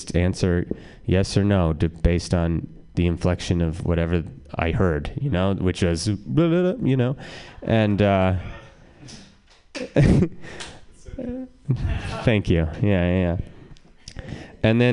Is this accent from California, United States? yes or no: no; Reno, Nevada, United States; now in San Francisco, United States; I like being from Reno